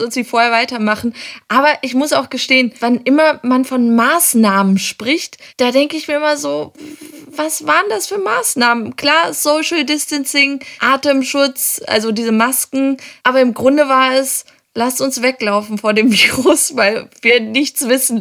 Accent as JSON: {"language": "German", "region": "Hamburg", "country": "Germany", "said": "als Hamburger"}